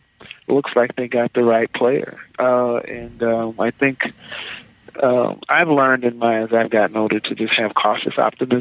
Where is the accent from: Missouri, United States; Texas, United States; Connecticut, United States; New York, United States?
Missouri, United States; St. Louis; I grew up in the St. Louis area. Went to East St. Louis Senior High School.